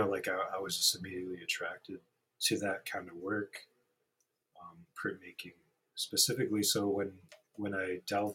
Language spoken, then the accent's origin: English; Rapid City, South Dakota, United States; also born or lived in Red Shirt Table Community, Pine Ridge Reservation; I grew up in Rapid, went through the public school systems here